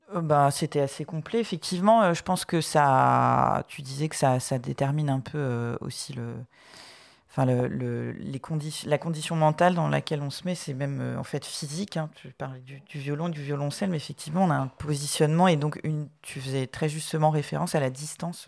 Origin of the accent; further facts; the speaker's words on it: Brittany, France; je suis bretonne d'origine.